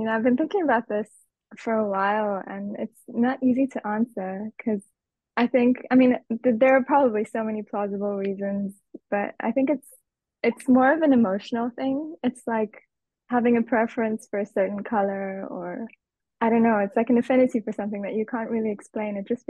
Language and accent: English; Nairobi, Kenya; In Nairobi. It's the capital city. So it's very much a city, and it's very life-oriented.